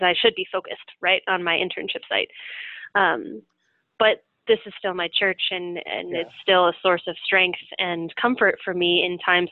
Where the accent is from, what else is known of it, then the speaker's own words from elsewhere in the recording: Minneapolis, Minnesota, United States; moved away; my hometown and just my heart in Minneapolis